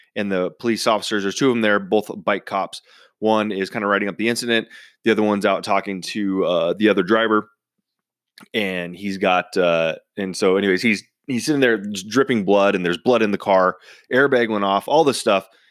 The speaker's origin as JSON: {"language": "English", "country": "United States", "tie": "born or raised there", "said": "I was born and raised in Washington"}